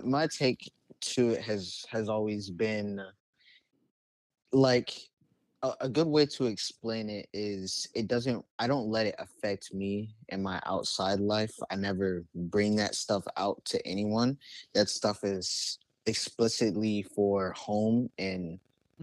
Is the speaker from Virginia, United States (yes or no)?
yes; Richmond, Virginia, United States; I'm from Richmond, Virginia. Hell yeah. I was born and raised here